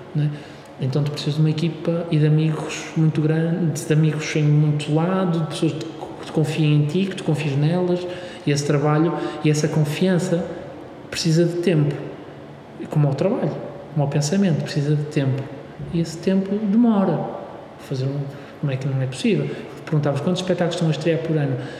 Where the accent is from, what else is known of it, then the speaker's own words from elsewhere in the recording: Braga, Norte, Portugal; now in Porto, Portugal; eu sou de Braga